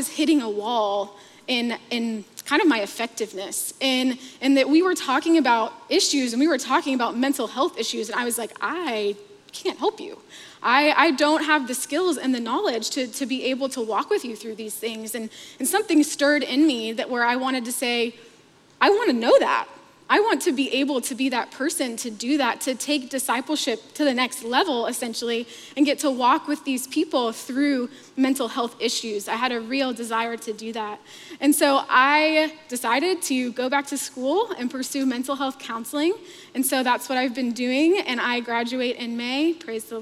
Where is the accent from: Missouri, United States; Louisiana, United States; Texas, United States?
Texas, United States; Fort Worth; also born or lived in Scottsdale, Arizona; I grew up in Fort Worth, Texas